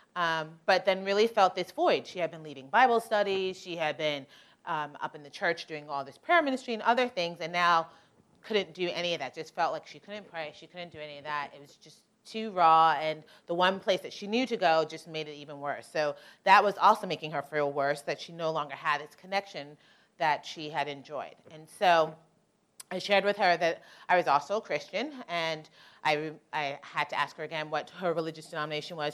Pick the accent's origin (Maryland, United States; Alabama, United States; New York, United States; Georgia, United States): New York, United States; I'm originally from New York.